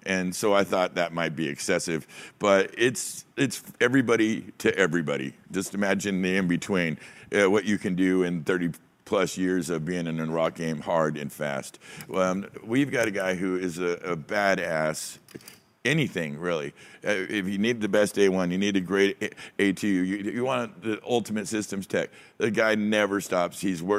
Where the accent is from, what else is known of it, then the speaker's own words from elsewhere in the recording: California, United States; And it's just such a weird thing, and it's such a strange part of being a Californian, you know?